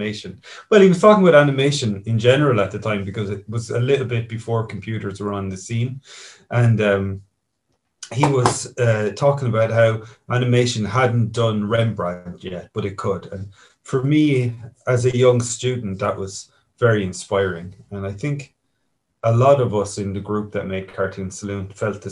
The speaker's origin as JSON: {"language": "English", "town": "Kilkenny", "region": "Leinster", "country": "Ireland", "tie": "born or raised there", "said": "my hometown here in Kilkenny"}